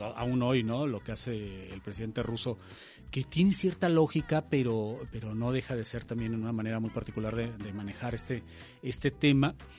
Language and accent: Spanish; Mexico; nosotros como país, México, como Estado mexicano